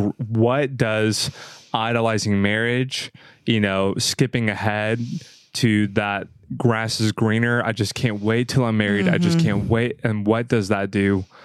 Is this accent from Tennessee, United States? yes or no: yes; Franklin, Tennessee, United States; I'm from Franklin.